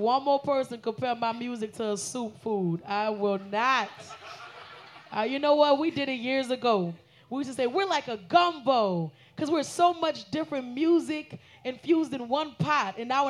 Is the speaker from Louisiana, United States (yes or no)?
yes; New Orleans, Louisiana, United States; Because I'm from New Orleans.